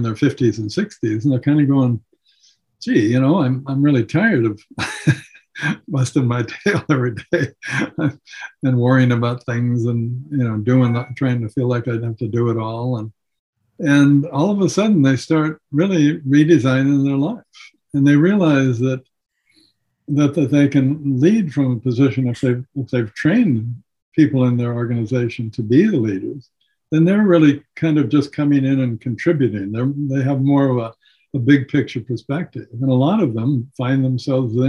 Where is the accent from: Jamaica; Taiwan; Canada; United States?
United States; Seattle, Washington; I was born and raised in Seattle